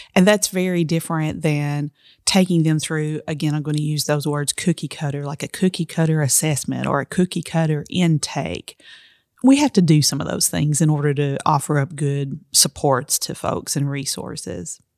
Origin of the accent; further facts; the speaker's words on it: Appalachia, United States; I'm Appalachian